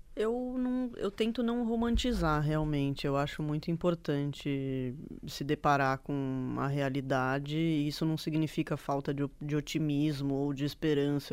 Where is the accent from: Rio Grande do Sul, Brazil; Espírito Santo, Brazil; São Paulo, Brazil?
São Paulo, Brazil; Bragança Paulista; moved away as an adult; now in São Paulo, Brazil; eu nasci aqui em São Paulo, mas eu cresci em Bragança, né? Estudei lá a minha vida inteira.